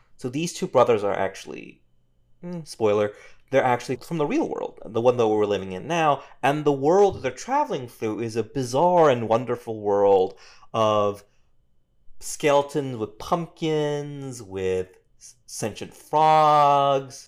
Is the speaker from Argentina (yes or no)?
no; South Korea; now in United States; I'm from Korea